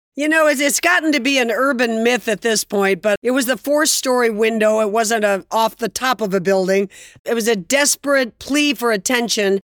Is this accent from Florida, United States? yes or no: yes; Fort Lauderdale, Florida, United States; also born or lived in New York City; I grew up in Fort Lauderdale, Florida